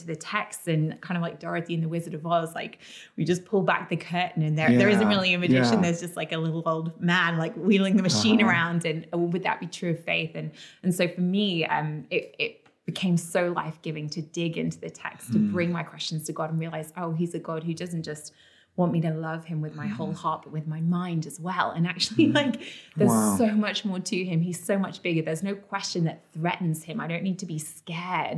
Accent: London, United Kingdom; also born or lived in Oxford; I grew up in London

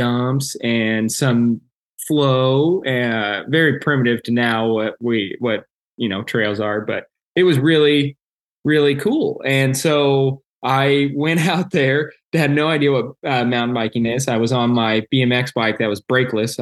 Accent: Springfield, Missouri, United States; I grew up in Springfield, Missouri. My whole family's here.

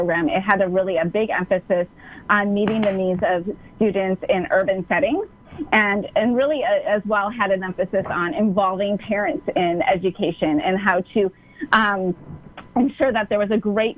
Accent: Wisconsin, United States; now in San Clemente, United States; I am from Southern California, here in San Clemente, California, but I originally am from the great state of Wisconsin.

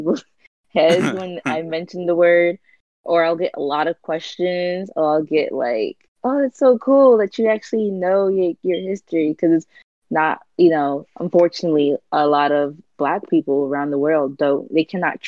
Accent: United States; also born or lived in Honduras; I was born in the United States

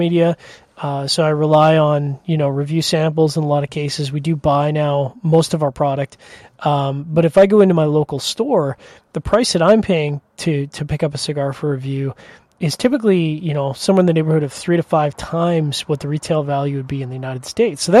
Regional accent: Canada; especially being a Canadian

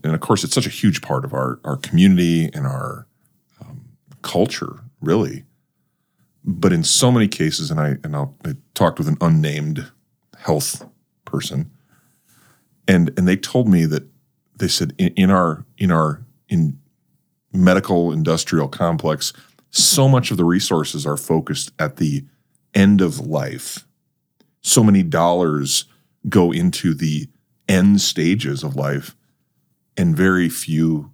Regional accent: North Dakota, United States; I grew up in North Dakota

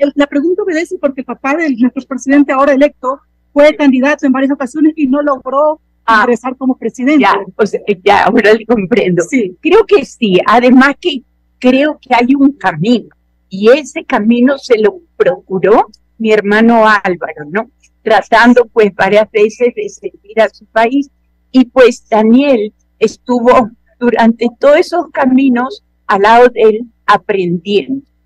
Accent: Ecuador; somos ecuatorianos

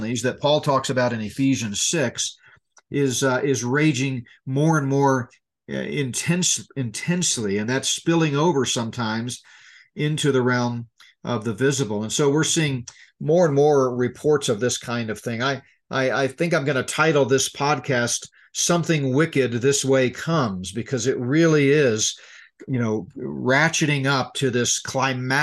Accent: Colorado, United States; my home state of Colorado

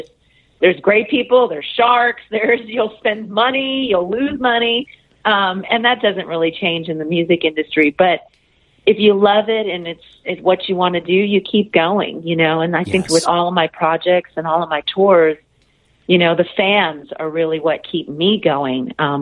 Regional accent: Norwalk, California, United States; Well, I'm from Norwalk, California, and my interest in music just really began with listening to the radio.

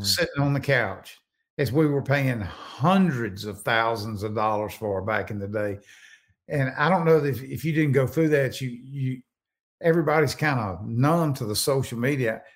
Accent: Natchez, Mississippi, United States; I'm originally from Natchez

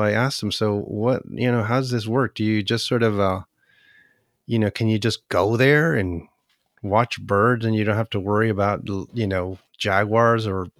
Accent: Chile; born there; also born or lived in Canada; Well, I was born in Chile, so what I did, you know, in Canada, at that time, when I was going to high school

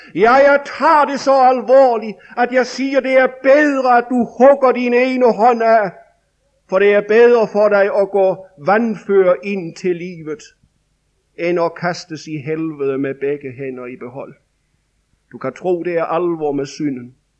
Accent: Denmark; I 1990 stod vi i en vækkelse over i Vestjylland hjemme i Danmark

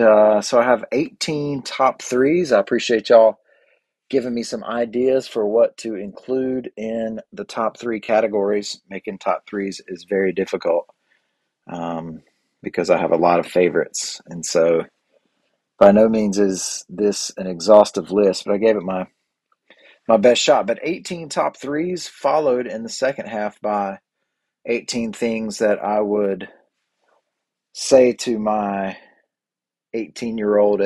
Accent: the Bible Belt, United States; I grew up in the Bible Belt kind of fundamentalist culture

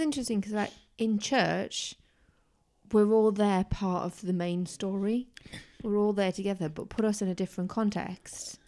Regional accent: Tyneside, North East England, United Kingdom; growing up in Tyneside

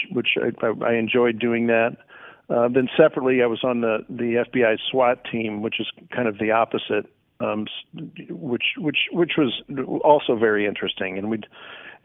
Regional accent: Chicago, Illinois, United States; moved away; also born or lived in Indiana / Missouri; I grew up in Chicago

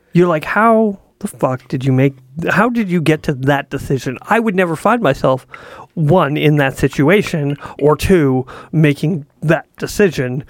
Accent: Canada; I'm from Canada

